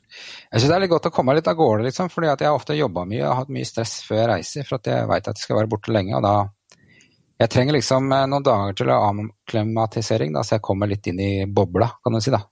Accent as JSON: {"language": "Norwegian", "town": "Bærum", "region": "Akershus", "country": "Norway", "also_born_or_lived": "Trysil / Elverum / Hønefoss", "moved": "yes", "lives_now": "Fredrikstad, Norway", "said": "Jeg kommer vel egentlig fra Bærum"}